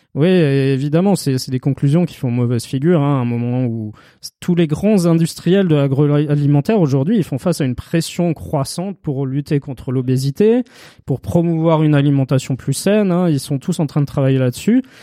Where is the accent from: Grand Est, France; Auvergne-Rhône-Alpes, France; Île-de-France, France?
Grand Est, France; Strasbourg; je suis de Strasbourg, donc euh, Lidl, euh, je l'ai connu tout petit